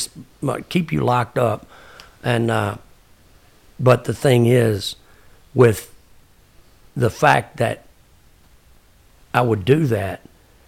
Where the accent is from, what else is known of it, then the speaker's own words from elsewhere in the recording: Texas, United States; I'm a Texan.